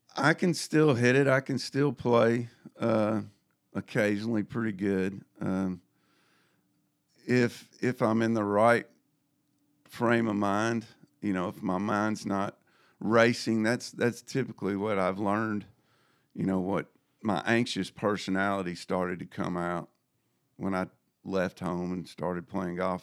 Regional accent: Jackson, Tennessee, United States; I grew up in Jackson, Tennessee.

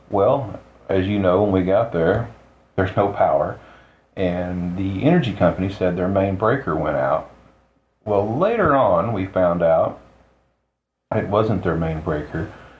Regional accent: Coffeyville, Kansas, United States; born or raised there

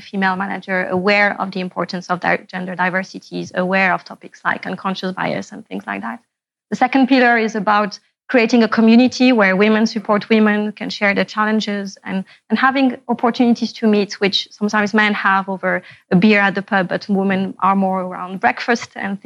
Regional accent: Morocco; moved away as an adult; I was born and raised in Morocco

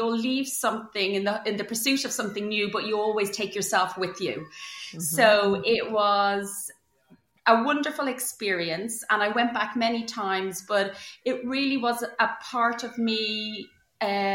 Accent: a seaside town just south of Dublin, Leinster, Ireland; moved away as an adult; also born or lived in India; now in near London, United Kingdom; I actually grew up in Ireland. I'm Irish. You might be able to tell from my accent. So I grew up in a seaside town in just south of Dublin

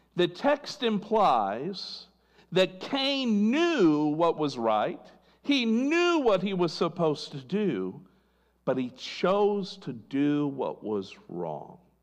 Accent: California, United States; I was born in California

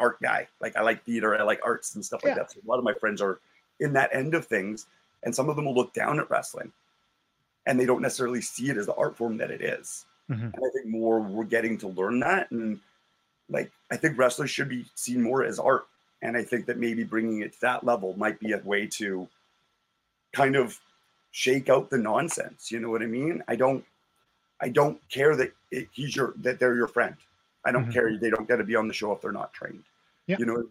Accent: Calgary, Alberta, Canada; growing up in Calgary

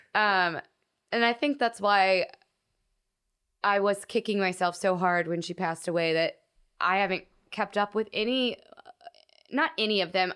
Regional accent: Texas, United States; moved away as an adult; now in Los Angeles, United States; I hated my hometown

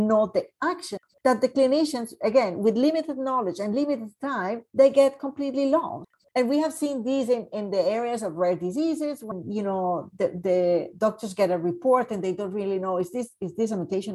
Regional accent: Colombia; now in Canada; I am from Colombia

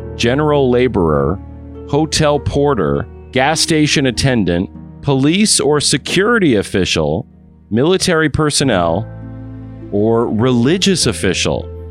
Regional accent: Waterloo, Iowa, United States; hometown of Waterloo, Iowa

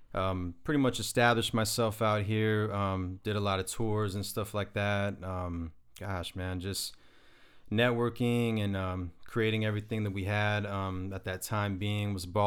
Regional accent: Arizona, United States; born and raised in Arizona.

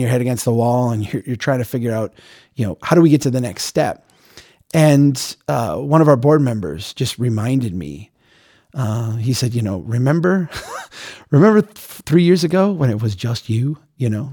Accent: United States; being an American who had never been out of the country

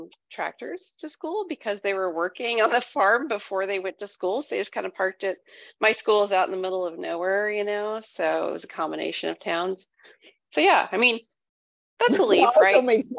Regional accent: Iowa, United States; I was born and raised in Iowa, lived other places, but yeah, I'm in Iowa currently.

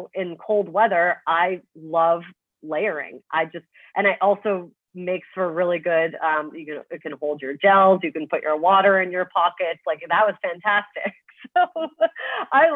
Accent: Toronto, Ontario, Canada; now in Manhattan, United States; I'm from Toronto, so I'm used to like snow, you know, and like cold weather

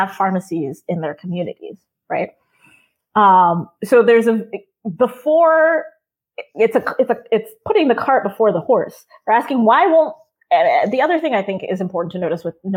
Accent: Maryland, United States; now in Massachusetts, United States; Maryland is actually my home state. I've lived in Massachusetts for a really long time now, but I grew up in Maryland.

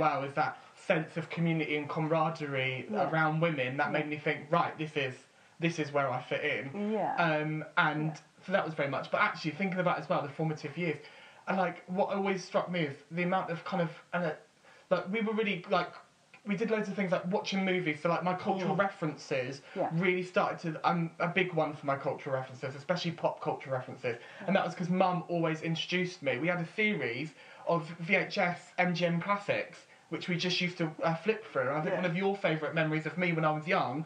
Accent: Portsmouth, South East England, United Kingdom; growing up in Portsmouth as a teenager

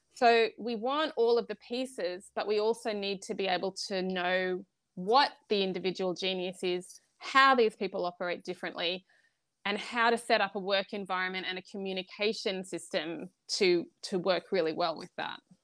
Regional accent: Australia; I'm Australian

